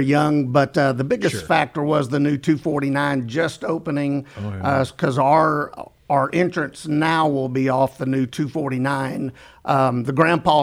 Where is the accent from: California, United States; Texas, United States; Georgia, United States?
Texas, United States; Navasota; moved away as an adult; also born or lived in north of Dallas; I grew up in Navasota